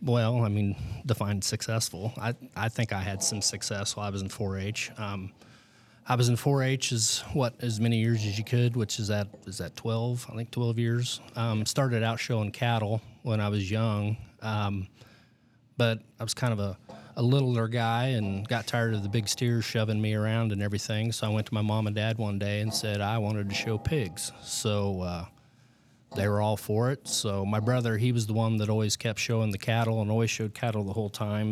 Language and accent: English; United States; I grew up in the Michigan Valley area. um, which would be over on the western side of the West Franklin District. So I've been a lifelong, uh, resident of this area